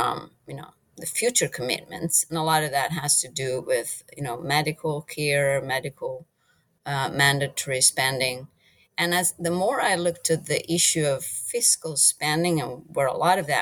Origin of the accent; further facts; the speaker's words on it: Italy; moved away as an adult; also born or lived in England; now in United States; I'm originally from Italy